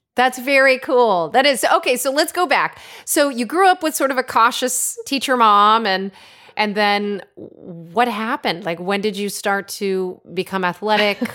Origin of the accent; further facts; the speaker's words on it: Connecticut, United States; Growing up in Connecticut, where I'm originally from